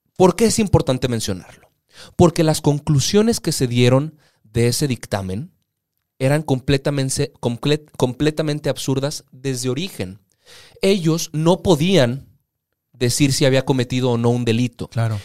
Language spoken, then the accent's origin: Spanish; Mexico; para nosotros como ciudadanos mexicanos